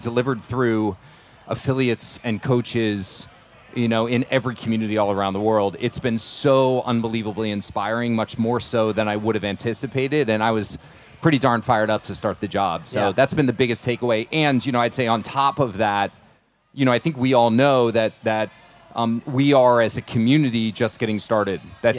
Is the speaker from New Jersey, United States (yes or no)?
yes; New Jersey, United States; moved away; when I was a young kid, I grew up in New Jersey